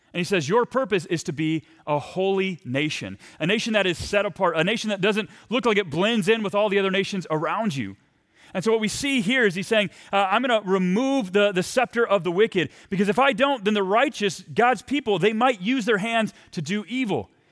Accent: Texas, United States; moved away as an adult; also born or lived in Saint Paul, Minnesota; I'm from Texas

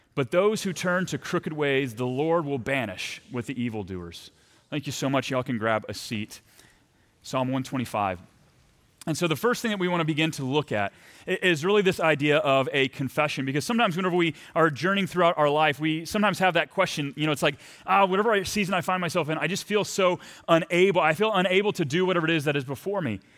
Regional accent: Texas, United States; moved away as an adult; also born or lived in Saint Paul, Minnesota; I'm from Texas

